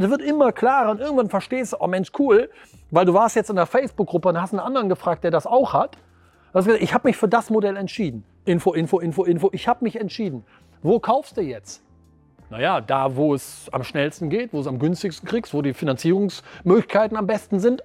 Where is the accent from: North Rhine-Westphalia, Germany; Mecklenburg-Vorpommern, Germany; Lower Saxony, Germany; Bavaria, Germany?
North Rhine-Westphalia, Germany; Wuppertal; Ich komme aus Wuppertal in einem ganz kleinen Standort, nämlich Wuppertal-Vorwinkel